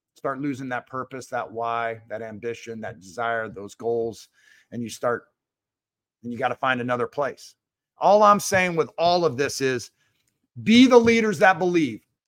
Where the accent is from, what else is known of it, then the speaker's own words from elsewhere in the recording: Seattle, Washington, United States; I grew up in Seattle